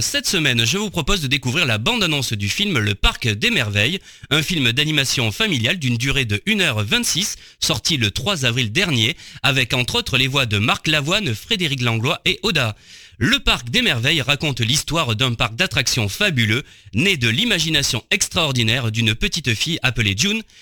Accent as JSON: {"language": "French", "town": "Arles", "region": "Provence-Alpes-Côte d'Azur", "country": "France", "tie": "born or raised there", "said": "je suis des alentours. Je suis né à Arles"}